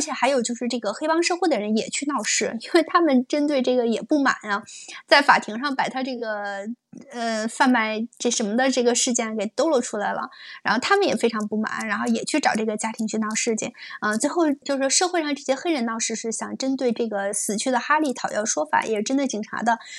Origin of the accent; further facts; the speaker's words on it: China; 我是中国人